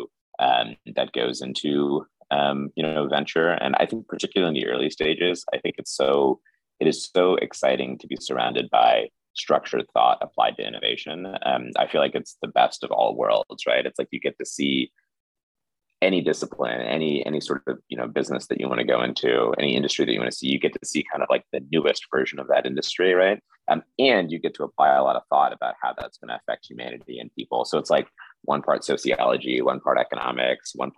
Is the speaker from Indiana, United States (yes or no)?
yes; Indianapolis, Indiana, United States; also born or lived in New York; I grew up in Indiana. My township in Indianapolis was 99.97% white